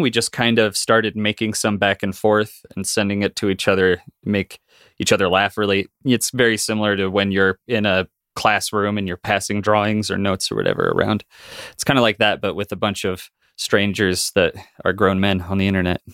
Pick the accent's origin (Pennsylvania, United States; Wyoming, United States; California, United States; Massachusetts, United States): Wyoming, United States; I grew up in Wyoming in a small town and, uh, uh, in a very Mormon family, in a very Mormon town